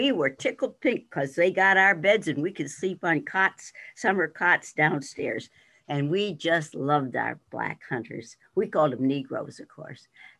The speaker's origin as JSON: {"language": "English", "town": "Mount Jewett", "region": "Pennsylvania", "country": "United States", "tie": "born or raised there", "said": "I grew up in Mount Jewett"}